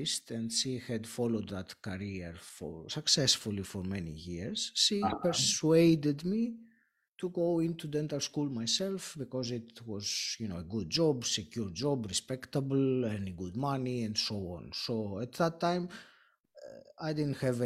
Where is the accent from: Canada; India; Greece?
Greece; moved away as an adult; now in United Kingdom; I did grow up in Greece, my home country